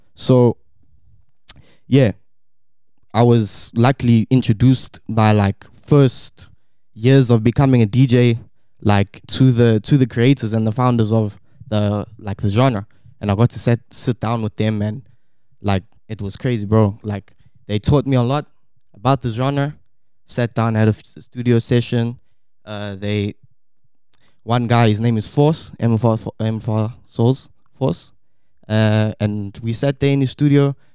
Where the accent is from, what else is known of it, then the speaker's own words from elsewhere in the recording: South Africa; also born or lived in Štip, North Macedonia; I was born here in Stip, Macedonia, and moved to South Africa when I was about two years old